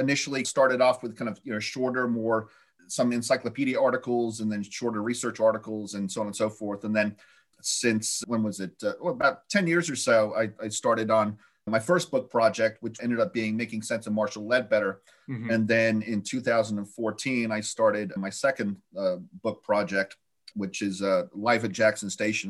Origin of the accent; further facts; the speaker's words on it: Stratford-upon-Avon, West Midlands, United Kingdom; born there; I was born in England. I was born in Stratford-on-Avon, of all places, which your listeners may know.